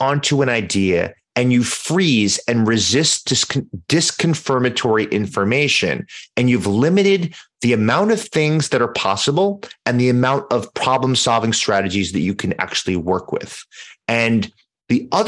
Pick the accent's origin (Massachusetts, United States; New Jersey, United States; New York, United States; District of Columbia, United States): New York, United States; New York City; I grew up in Manhattan